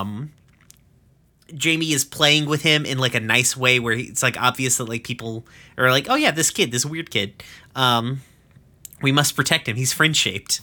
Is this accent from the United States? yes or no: yes; East Tennessee, United States; I'm from East fucking Tennessee